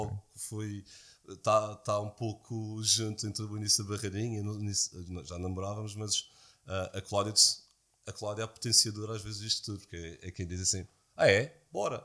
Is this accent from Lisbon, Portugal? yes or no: no; Madeira, Portugal; eu sou madeirense